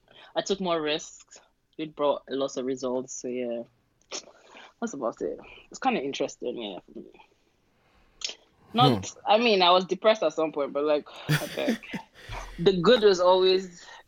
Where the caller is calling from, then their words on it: United Kingdom; I'm calling from UK.